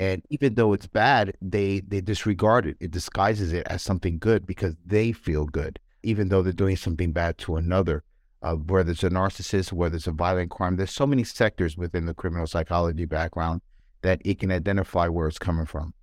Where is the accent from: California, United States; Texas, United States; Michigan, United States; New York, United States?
New York, United States; New York City; I grew up in New York